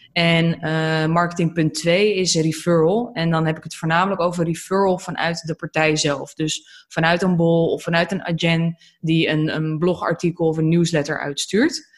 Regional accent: Almere, Flevoland, Netherlands; also born or lived in Aalsmeer; now in Lelystad, Netherlands; Ik ben eh, geboren in Alsmeer, getogen in Almere en inmiddels verhuisd naar Lelystad.

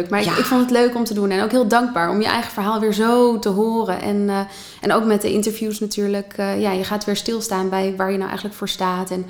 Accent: Haarlem, North Holland, Netherlands; born there; In Haarlem, centrum Haarlem, eh, de Kleine Houtstraat. Mijn geboortedorp.

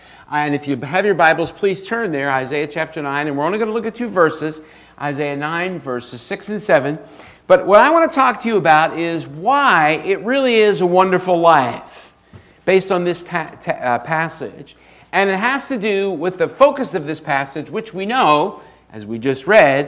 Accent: Philadelphia, Pennsylvania, United States; moved away as an adult; also born or lived in Cuylertown, Pennsylvania; now in Lynchburg, United States; And I grew up in Philly. Can you tell that? I'm a Northeasterner. I'm a Philly kind of guy.

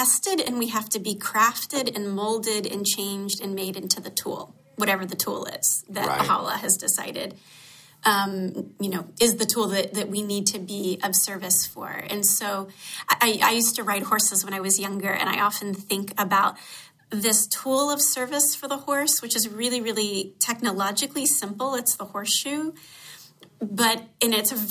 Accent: Atlanta, Georgia, United States; Growing up in Atlanta, I had exposure to some issues of racism that were shocking to me

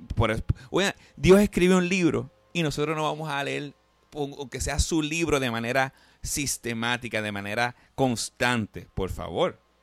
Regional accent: Puerto Rico; yo soy puertorriqueño, Víctor también, nosotros como puertorriqueños

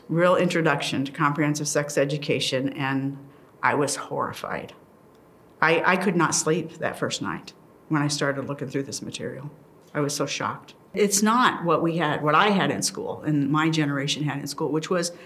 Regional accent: Plattsmouth, Nebraska, United States; also born or lived in Omaha, Nebraska; I'm from Plattsmouth, Nebraska.

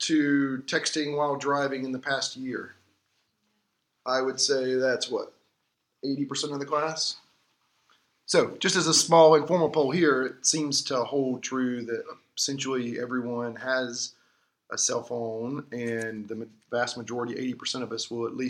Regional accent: Georgia, United States; I was growing up in Georgia

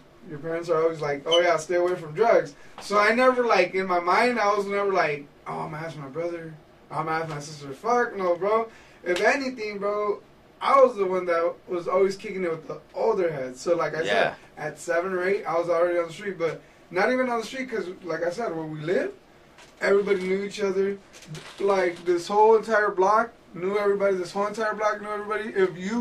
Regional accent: Fullerton, California, United States; I grew up in Fullerton, California, right on Valencia and Harbor

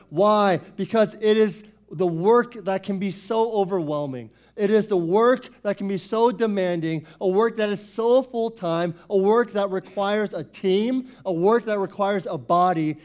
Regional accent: Foster City, Northern Virginia, United States; I was born and raised here in Northern Virginia. Grew up in Foster City since nineteen eighty-eight, okay? I lived here my whole life

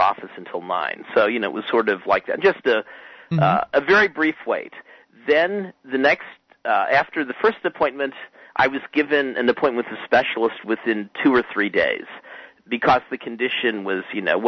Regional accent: United States; also born or lived in Montreal, Canada; I was an international student from the United States studying in a graduate program at McGill University

